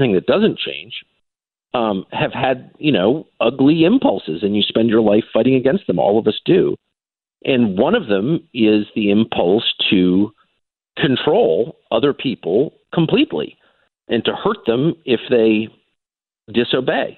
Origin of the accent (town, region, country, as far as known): United States; born or raised there